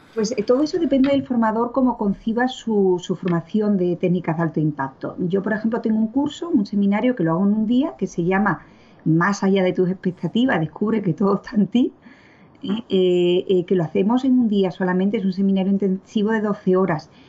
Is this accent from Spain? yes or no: yes; Seville, Andalusia, Spain; moved away as an adult; now in Brussels, Belgium; soy de Sevilla mm, y llevo viviendo y trabajando en Bruselas pues eh, la friolera de 27 años.